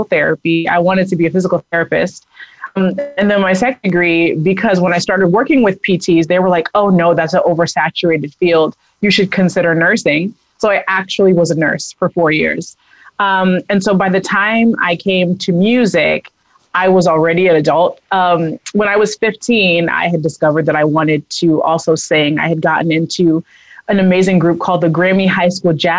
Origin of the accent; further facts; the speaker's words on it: United States; now in Denver, United States; I grew up in Long Island in Massachusetts